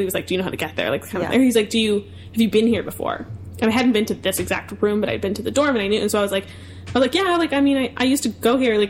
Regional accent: Darien, Connecticut, United States; moved away; I was born in Connecticut, from southwestern Connecticut, so Fairfield County area, Darien specifically

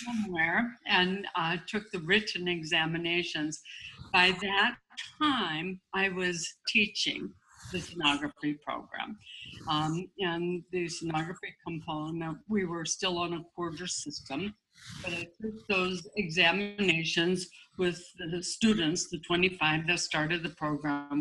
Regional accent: Aberdeen, South Dakota, United States; I grew up in South Dakota, and um, we actually lived on a farm and then moved to a city uh, in Aberdeen.

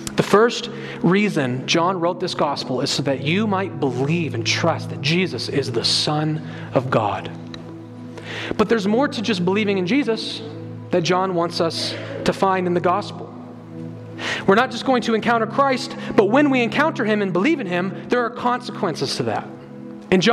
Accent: United States; we as American evangelicals

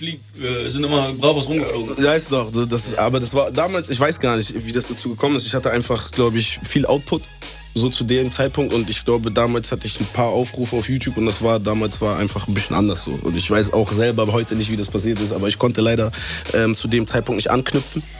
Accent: Bremen, Germany; Ich komme aus Bremen

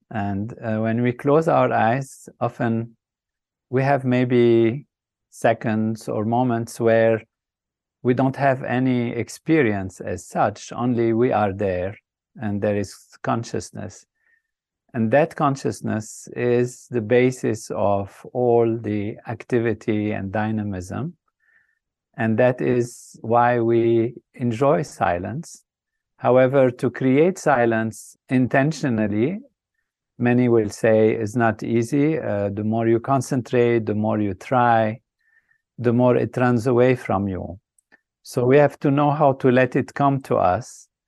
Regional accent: Lebanon; I started off in a country that was a dream place, a place of uh, amazing, what I would say, beauty and um, grand possibilities um, with nature that's balanced, uh, peace and harmony.

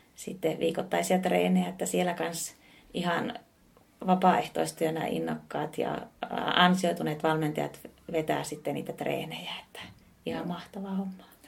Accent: Oulu, North Ostrobothnia, Finland; teen semmoisia hommia tuolla kotipuolessa Oulussa

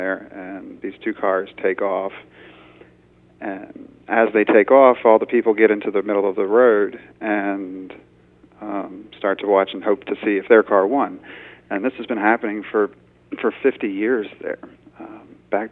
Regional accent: Indian Head, Maryland, United States; I grew up near Indian Head

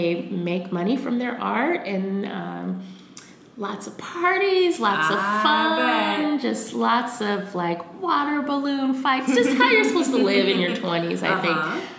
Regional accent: New York, United States; So Jeremy said, hey, I heard this thing called branding. Let's just start doing branding for people. We're from New York. We know what's cool.

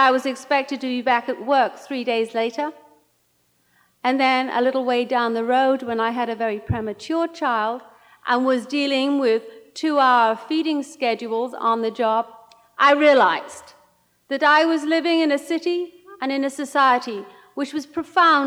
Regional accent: Welsh mining valleys, Wales, United Kingdom; moved away as an adult; now in United States; I grew up in the Welsh mining valleys, one of six daughters

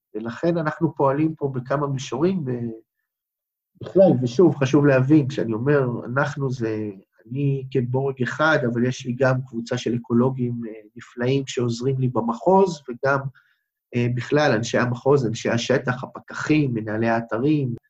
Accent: Beersheba, Southern District, Israel; כמעט כל חיי גרתי במדבר, נולדתי בבאר שבע

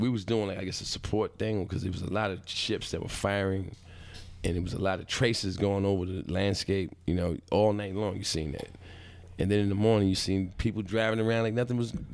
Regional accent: Brooklyn, Roosevelt, Long Island, New York, United States; I grew up in Brooklyn partially and in Roosevelt, Long Island

